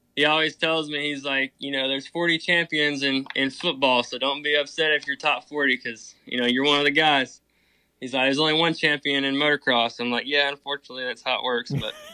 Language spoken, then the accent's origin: English; Alabama, United States; now in Thomasville, United States; I'm originally from Alabama, but I actually live in uh, Thomasville, Georgia